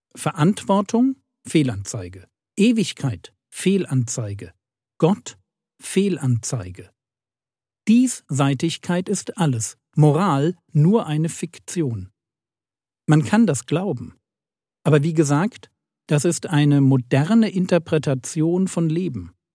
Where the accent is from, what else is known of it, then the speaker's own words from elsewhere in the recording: a village in Bavaria, Germany; Ich bin in einem Dorf in Bayern groß geworden